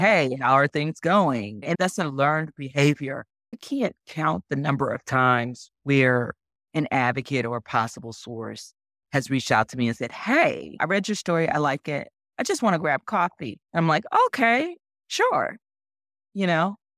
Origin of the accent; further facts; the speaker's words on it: Arkansas, United States; moved away as an adult; also born or lived in Bozeman, Montana / Sacramento, California; now in California, United States; I'm originally from Arkansas, moved out to California to go to journalism school at Cal